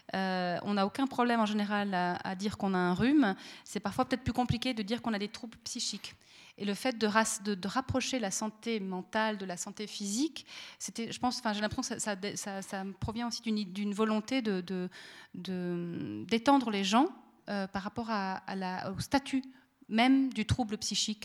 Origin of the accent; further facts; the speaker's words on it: Monthey, Valais, Switzerland; dans toute mon enfance à Monté